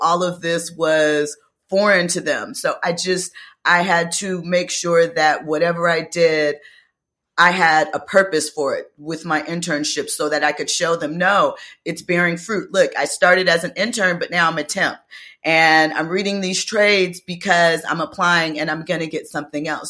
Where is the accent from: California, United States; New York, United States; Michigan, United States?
California, United States; Los Angeles; growing up in Los Angeles